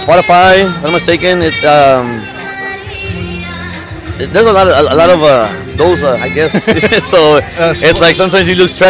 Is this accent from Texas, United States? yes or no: yes; Brownsville, Texas, United States; From Brownsville.